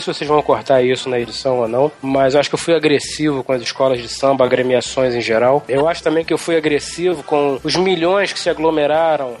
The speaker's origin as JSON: {"language": "Portuguese", "country": "Brazil", "tie": "born or raised there", "said": "Eu nasci no Brasil"}